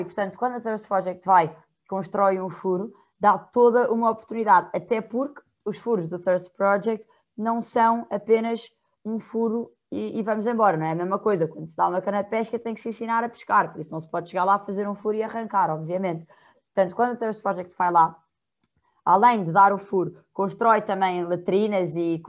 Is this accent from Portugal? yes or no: yes; Portugal; eu não vivo em estado nenhum, eu sou de Portugal, estou do outro lado do mundo